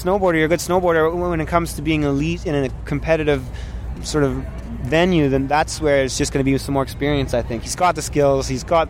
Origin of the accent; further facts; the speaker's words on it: Ottawa, Ontario, Canada; moved away as an adult; now in Whistler, Canada; I live in Whistler. I grew up in Ottawa, but I've been out west about 8 or 9 years